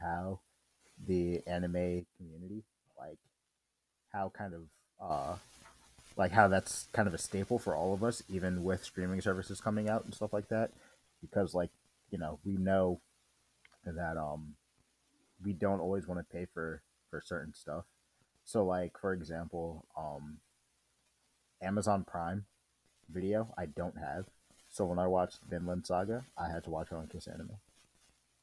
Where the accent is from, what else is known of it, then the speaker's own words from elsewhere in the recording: United States; being American